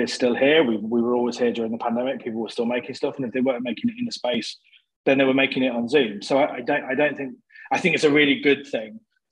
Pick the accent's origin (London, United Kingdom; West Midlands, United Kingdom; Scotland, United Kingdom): West Midlands, United Kingdom; Coventry; I'm from Coventry in the Midlands